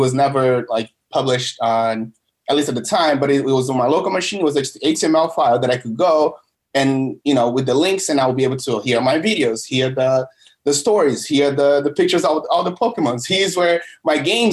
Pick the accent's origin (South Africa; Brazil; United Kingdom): Brazil; now in United States; I'm from originally from Brazil